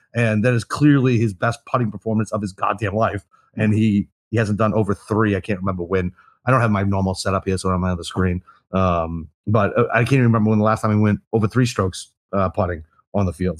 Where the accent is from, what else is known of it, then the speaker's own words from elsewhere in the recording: United States; I'm fucking American